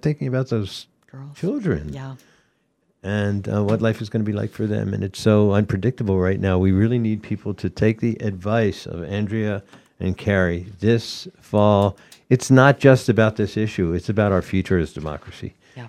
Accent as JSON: {"language": "English", "town": "Atlanta", "region": "Georgia", "country": "United States", "tie": "born or raised there", "said": "I was raised in Atlanta, Georgia, when Martin Luther King."}